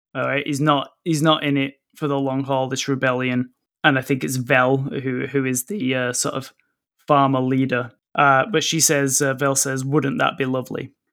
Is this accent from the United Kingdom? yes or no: yes; England, United Kingdom; now in Canada; when Pete and I was, were growing up in England